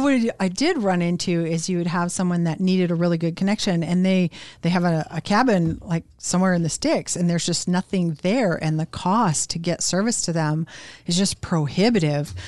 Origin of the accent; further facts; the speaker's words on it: Anchorage, Alaska, United States; I was born in Elmendorf